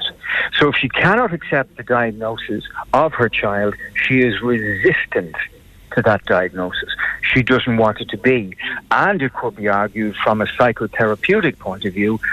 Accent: Ireland; we're Irish

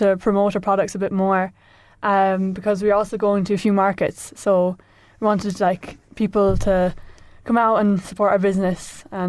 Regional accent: Rahan, County Offaly, Ireland; I'm from Rahan.

